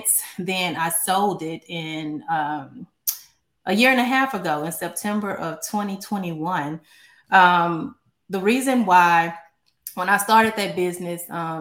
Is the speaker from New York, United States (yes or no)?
no; Baton Rouge, Louisiana, United States; now in Houston, United States; I was born in Baton Rouge, Louisiana, but I've been here in Houston for 22 years. So I always say Louisiana made, but Texas paid.